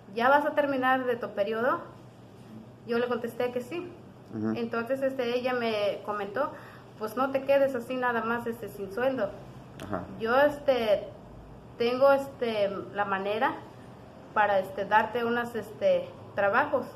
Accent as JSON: {"language": "Spanish", "town": "Yahualica", "region": "Hidalgo", "country": "Mexico", "said": "vengo de la comunidad de Susolpa, municipio de Yagualita"}